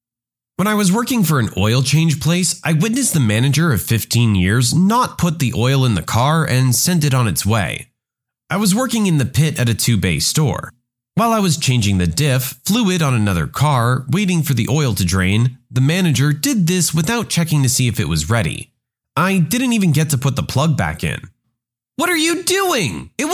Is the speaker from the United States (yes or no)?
no; Spain; English is a second language; I'm from Spain, and my parents are from Spain as well. I speak Spanish without any accent, not even a local accent.